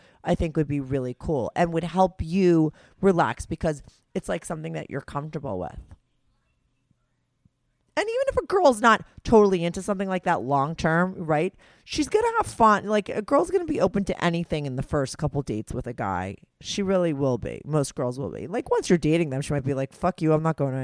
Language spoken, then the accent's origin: English; New Jersey, United States; I grew up in New Jersey